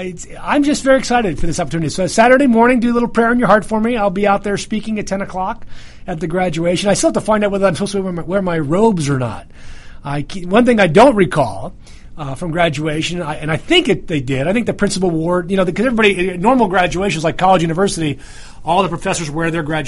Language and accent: English; New York, United States; accent: New York; Well, I think I'll revert to my full New York mode and talk nice and fast just like this, like I normally do.